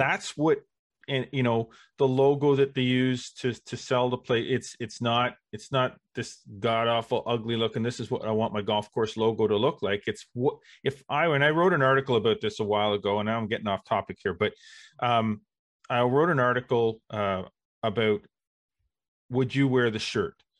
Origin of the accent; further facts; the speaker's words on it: Brockville, Ontario, Canada; also born or lived in Kingston, Ontario; I grew up, uh, in Brockville